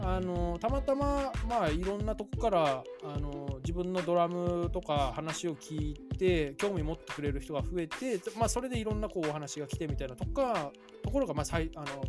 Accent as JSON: {"language": "Japanese", "region": "Hokkaido", "country": "Japan", "tie": "born or raised there", "said": "僕北海道出身なので"}